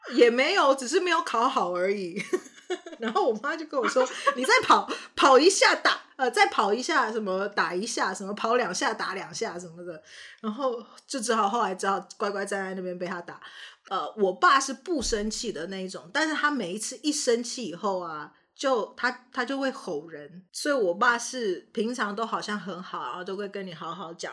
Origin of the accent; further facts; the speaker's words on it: Canada; also born or lived in Taiwan; 大家知道我是在加拿大长大的嘛？但是大家不晓得，就，就是我，我是在台湾出生，那在加拿大长大